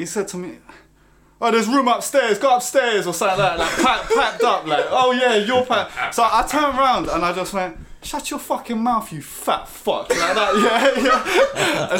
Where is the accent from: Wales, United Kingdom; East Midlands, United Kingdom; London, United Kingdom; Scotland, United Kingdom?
London, United Kingdom; I'm proud to be from, you know, Roehampton, Battersea